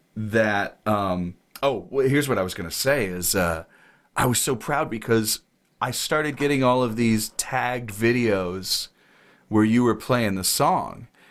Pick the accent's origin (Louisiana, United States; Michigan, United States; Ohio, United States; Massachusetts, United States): Ohio, United States; I grew up in Ohio